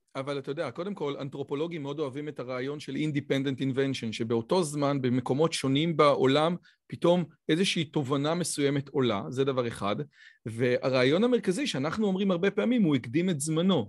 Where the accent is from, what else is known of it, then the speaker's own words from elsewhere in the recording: Israel; גם בתור יהודי דתי, גם בתור יהודי ישראלי